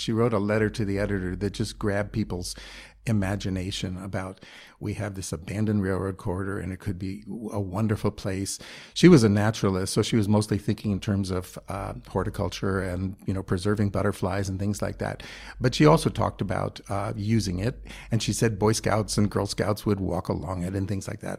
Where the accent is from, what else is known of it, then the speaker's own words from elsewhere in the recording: New York City, New York, United States; I grew up in New York City